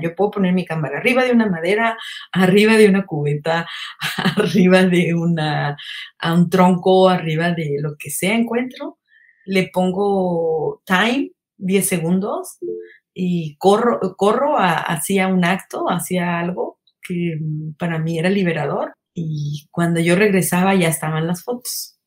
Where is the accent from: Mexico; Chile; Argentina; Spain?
Mexico; State of Mexico; moved away as an adult; also born or lived in Guadalajara; A esa edad me salí de mi casa del, del Estado de México